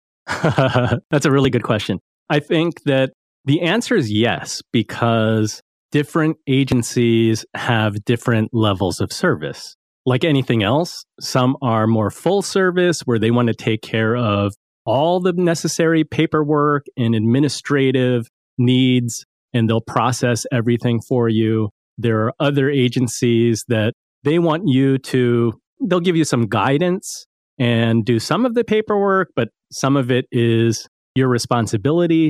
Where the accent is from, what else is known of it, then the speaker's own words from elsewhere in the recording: East Coast, United States; I grew up on the East Coast.